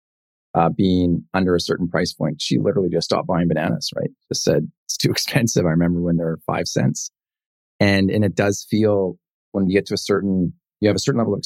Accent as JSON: {"language": "English", "town": "Penticton", "region": "British Columbia", "country": "Canada", "tie": "born or raised there", "said": "the Okanagan, Penticton, this is my hometown."}